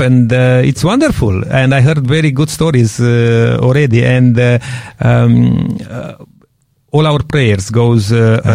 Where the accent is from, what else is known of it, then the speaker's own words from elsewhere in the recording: Romania; moved away; I'm coming from Romania